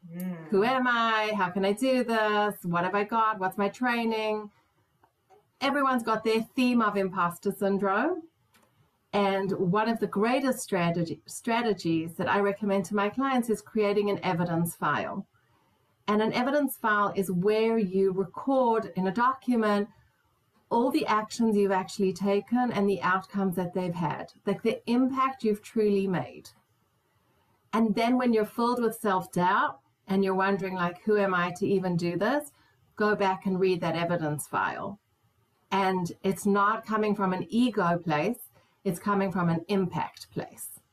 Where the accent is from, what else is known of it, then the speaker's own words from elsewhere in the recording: South Africa; moved away; also born or lived in Israel; as a South African woman